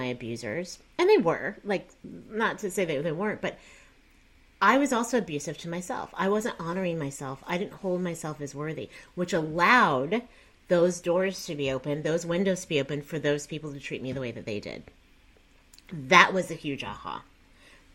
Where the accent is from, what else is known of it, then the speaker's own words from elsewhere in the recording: Texas, United States; also born or lived in Columbia, Missouri; I'm from Texas.